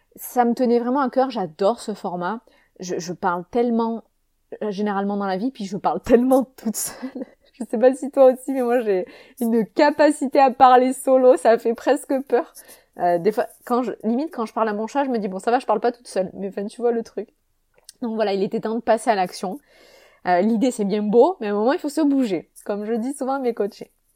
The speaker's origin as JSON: {"language": "French", "town": "Avignon", "region": "Provence-Alpes-Côte d'Azur", "country": "France", "tie": "born or raised there", "said": "Je suis née à Avignon, en France, donc en 89, comme je l'ai dit, et euh, cet accent, il me suit partout"}